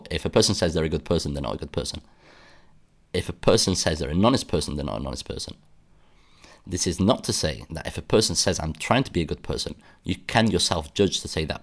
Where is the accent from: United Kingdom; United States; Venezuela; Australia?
United Kingdom; accent: British; I mean by that is that I am British. I people tell me I have a British accent